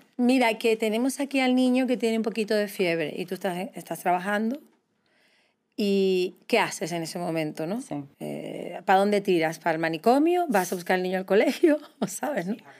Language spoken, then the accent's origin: Spanish; Canary Islands, Spain; yo tiro para mi tierra